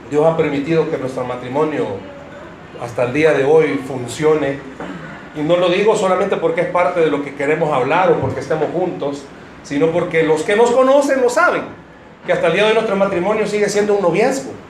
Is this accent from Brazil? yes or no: no; United States; Spanish is a second language; es que estoy aprendiendo a hablar, eh, soy gringo, ¿entendieron ustedes?